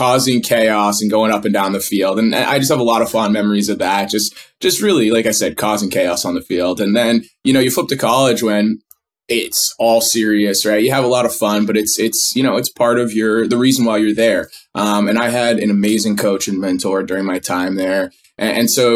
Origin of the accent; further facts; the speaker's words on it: Northeast, United States; I grew up in the Northeast where kids are handed a stick